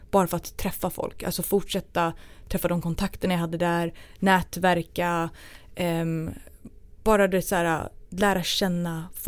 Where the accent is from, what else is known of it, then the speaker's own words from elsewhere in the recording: Sweden; jag kommer jag kom från Sverige